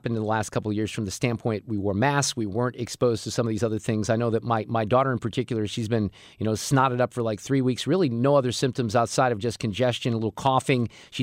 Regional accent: Niles, Illinois, United States; also born or lived in Park Ridge, Illinois; It was the summer I moved from Park Ridge, Illinois to Niles, changing school.

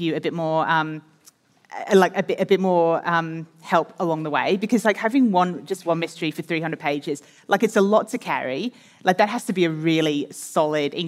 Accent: England, United Kingdom; moved away as an adult; now in Australia; I was born in England and I lived in England for quite a lot of my, you know, my teenage years and my first kind of working years as a journalist

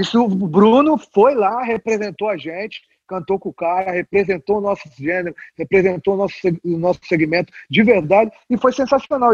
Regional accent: São Paulo, Brazil; Eu sou paulista, nasci em São Paulo, mas a minha família toda é mineira

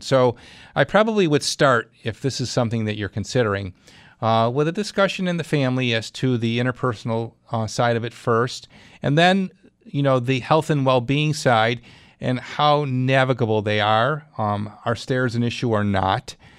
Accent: Clarence, New York, United States; my hometown, Madeline and Clarence

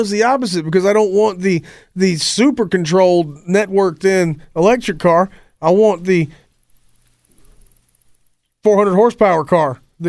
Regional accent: United States; I'm American.

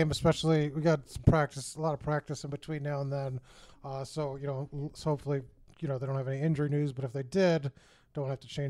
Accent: Michigan, United States; also born or lived in Chicago, Illinois; And I'm from Michigan and Chicago, so I've seen a lot of snow in my day.

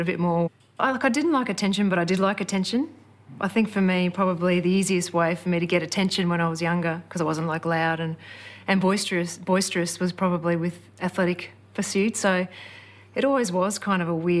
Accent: Brisbane, Queensland, Australia; I grew up in Brisbane.

